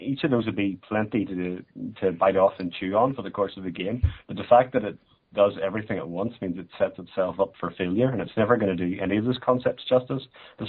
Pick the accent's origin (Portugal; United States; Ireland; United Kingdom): Ireland; I'm Irish after all.